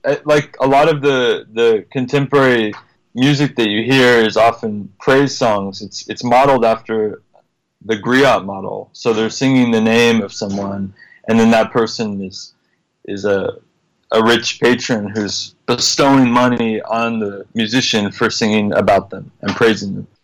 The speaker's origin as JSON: {"language": "English", "country": "United States", "said": "I'm American"}